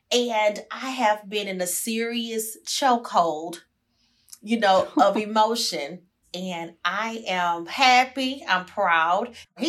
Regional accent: Houston, Texas, United States; I'm from Sunnyside.

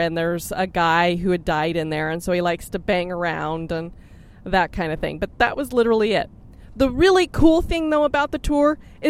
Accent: Boston, Massachusetts, United States; accent: Boston; There's my Boston accent.

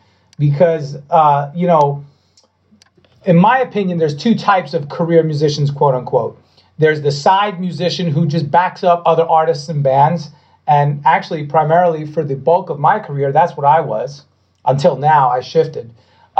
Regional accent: Long Island, New York, United States; I'm from Long Island.

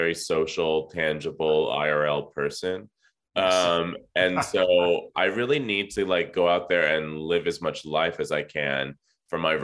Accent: Southern California, United States; I grew up here in Southern California

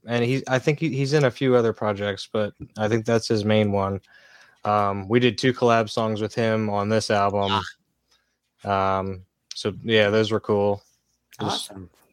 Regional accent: Lancaster, Pennsylvania, United States; Lancaster, Pennsylvania

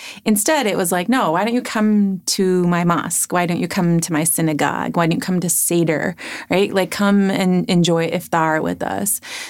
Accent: Chicago, Illinois, United States; now in Minnesota, United States; I reply with Chicago. Oh, yeah. Right? I mean, that works too. Born and raised.

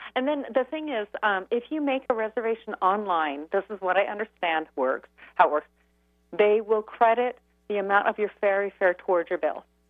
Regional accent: Vashon Island, Washington, United States; I grew up on Basham Eric

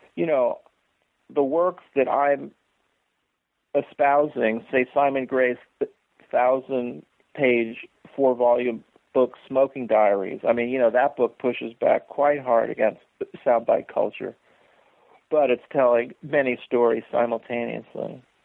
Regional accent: San Francisco, California, United States; also born or lived in upstate New York; now in Seattle, United States; growing up in San Francisco in the 1960s

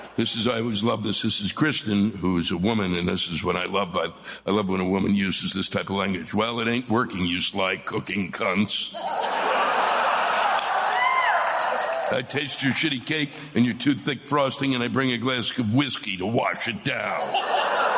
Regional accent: Washington, District of Columbia, United States; I was born and raised around Washington D.C.

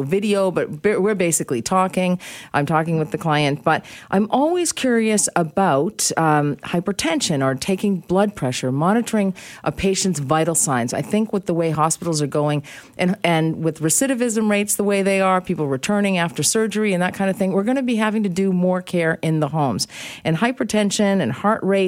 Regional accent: east coast of the U.S., United States; I was brought up on the east coast of the U.S. And I grew up in a predominantly Jewish neighborhood

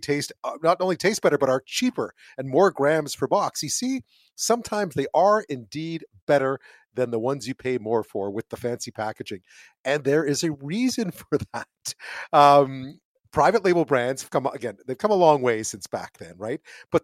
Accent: Montreal, Quebec, Canada; moved away; we didn't have Loblaws where I grew up in Montreal, but I used to go visit my mom in Ottawa.

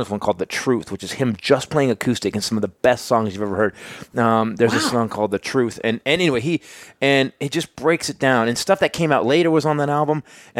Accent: Bay Area, Northern California, United States; Northern California, but in the Bay Area, lower Bay Area, Hayward, Newark, Fremont, the Crystal Meth Triangle.

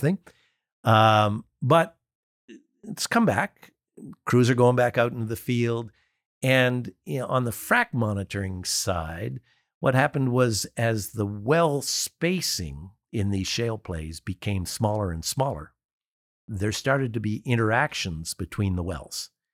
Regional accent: Canada; I'm Canadian

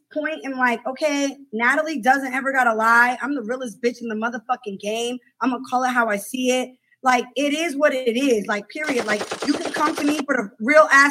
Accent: the Bay Area, California, United States; we both from the Bay

